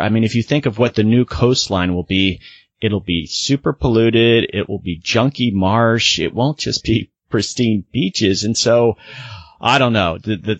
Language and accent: English; Sarasota, Florida, United States; I'm from Florida. I grew up in Sarasota. I've been to Miami many times